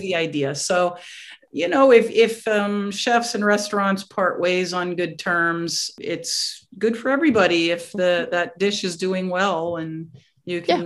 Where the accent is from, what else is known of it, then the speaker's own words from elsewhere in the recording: New York, United States; moved away as an adult; also born or lived in Staten Island / Westchester / Connecticut / Massachusetts; now in Florida, United States; I grew up um, around New York on the mm-hmm. outskirts mm-hmm. of New York